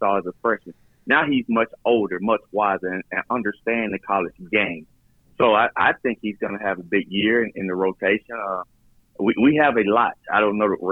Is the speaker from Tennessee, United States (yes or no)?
no; Middle Georgia, United States; I'm from Middle Georgia.